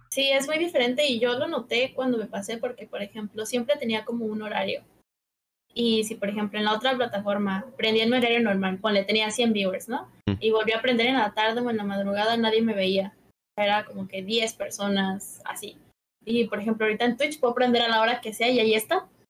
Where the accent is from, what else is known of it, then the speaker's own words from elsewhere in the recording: Cancún, Quintana Roo, Mexico; also born or lived in Mexico City; nací en la Ciudad de México, pero casi toda mi vida la he vivido en Cancún